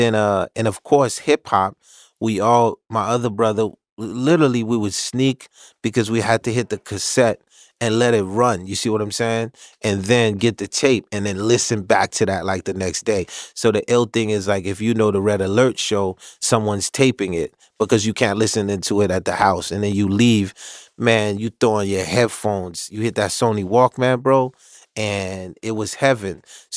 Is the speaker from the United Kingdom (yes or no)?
no; Haiti; once again, I came from Haiti, so I didn't.